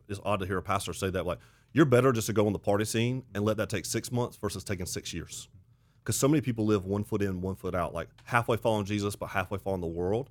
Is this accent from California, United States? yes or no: no; Auburn, Alabama, United States; now in South Carolina, United States; I grew up in the South, grew up in Auburn, Alabama